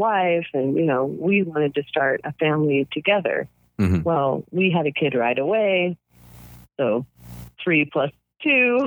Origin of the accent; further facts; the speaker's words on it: United States; as an American